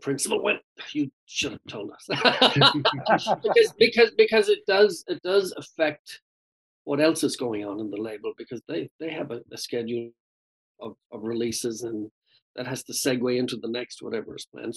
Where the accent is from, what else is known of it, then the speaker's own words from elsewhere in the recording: Ireland; accent: Irish; my Irish accent